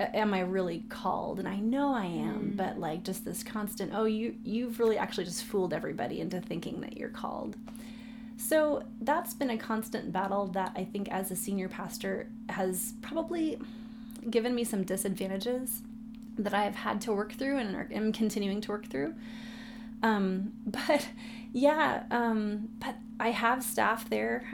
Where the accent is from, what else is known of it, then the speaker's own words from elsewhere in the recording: San Diego, California, United States; I was born and raised in San Diego.